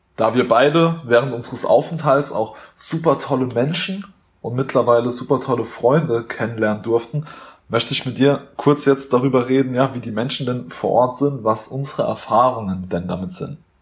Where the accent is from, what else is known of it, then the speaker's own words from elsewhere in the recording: Germany; Wir waren natürlich typisch deutsch, sehr höflich